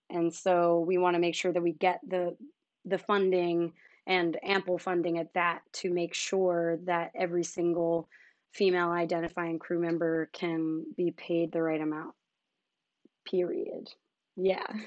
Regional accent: suburbs of Philadelphia, Pennsylvania, United States; moved away; I am also from the suburbs of Philly

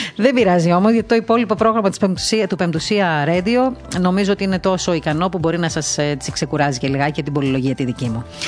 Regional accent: Crete, Greece; γεννήθηκα και στην Κρήτη, ε, έμαθα να ζω μέσα στην παράδοση

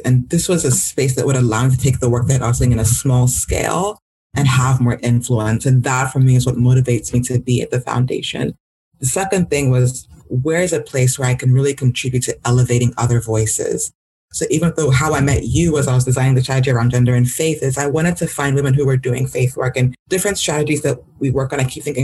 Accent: Nigeria; now in United States; growing up in Nigeria

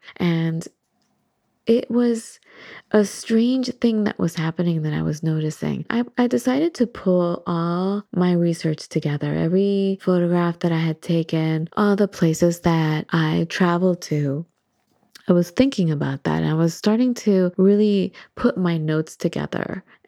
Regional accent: Santa Monica, California, United States; you know, we come from Santa Monica.

